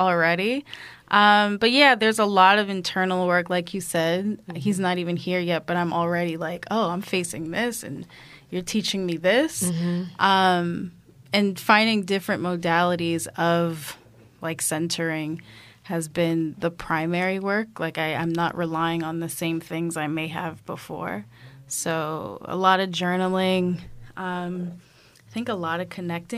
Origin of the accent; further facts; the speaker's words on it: New York City, New York, United States; growing up in Brooklyn